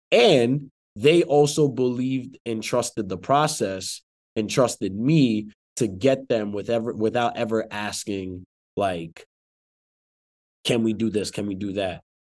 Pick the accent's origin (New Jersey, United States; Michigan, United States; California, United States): New Jersey, United States; I'm from Jersey